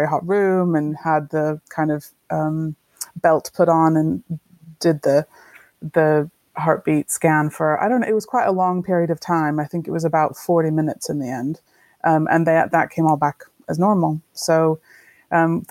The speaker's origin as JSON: {"language": "English", "region": "Texas", "country": "United States", "also_born_or_lived": "France", "moved": "as an adult", "lives_now": "Yorkshire, United Kingdom", "said": "I'm originally from Texas in the States, and I have lived about 20 years abroad, part of the time in France, and just over 15 years in Yorkshire"}